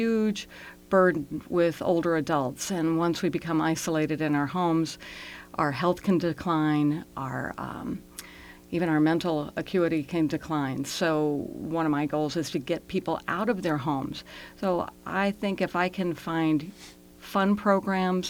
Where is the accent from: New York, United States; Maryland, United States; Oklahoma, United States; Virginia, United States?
Virginia, United States; Reston; I grew up in Reston, and my husband and I live just on the outskirts of Reston